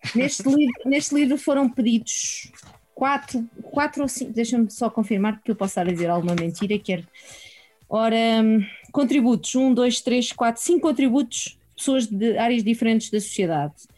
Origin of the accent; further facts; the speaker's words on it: Sintra, Lisbon, Portugal; Eu sou da Dona Maria